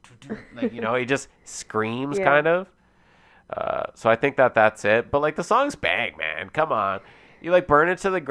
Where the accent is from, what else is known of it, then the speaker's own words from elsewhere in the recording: Alberta, Canada; Oh, I'm from Alberta, baby.